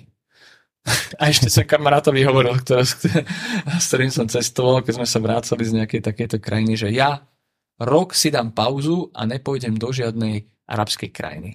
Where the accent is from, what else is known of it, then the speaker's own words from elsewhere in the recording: Slovakia; odkiaľ som. A ja som povedal, že však Slovensko